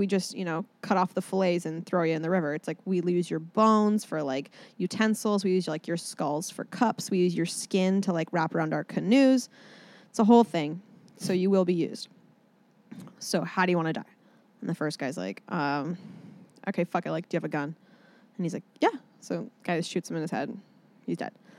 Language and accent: English; Orcas Island, Washington, United States; now in Los Angeles, United States; I'm from Orcas Island, Washington State. It's on the border of Canada and like America